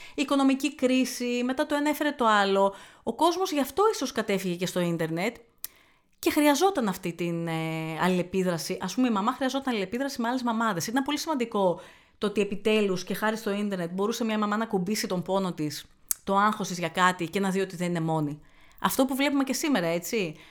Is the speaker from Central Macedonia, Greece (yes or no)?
yes; Thessaloniki, Central Macedonia, Greece; also born or lived in Athens; now in Chalkidiki, Greece; όταν χώρισα και έφυγα από την Αθήνα, επέστρεψα Θεσσαλονίκη